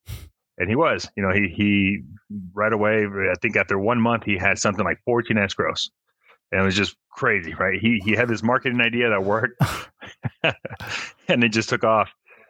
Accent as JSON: {"language": "English", "country": "Mexico", "tie": "born there", "also_born_or_lived": "Phoenix", "said": "So I was born in Mexico. My dad's American. He was a chef. He moved out to Las. Well, we first went to Phoenix, worked there as a chef in a country club. We moved back to Mexico."}